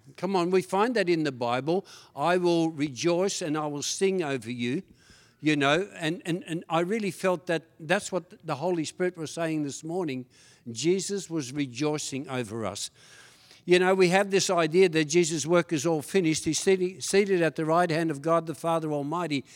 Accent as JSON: {"language": "English", "region": "Tasmania", "country": "Australia", "tie": "born or raised there", "also_born_or_lived": "Netherlands", "second_language": "English", "said": "When my father and mother took me from Holland all the way to Australia, Tasmania, and I went from having two grandmothers, having about twenty uncles and aunties, to having nothing at all, and I got into trouble straight away 'cause I couldn't speak a word of English"}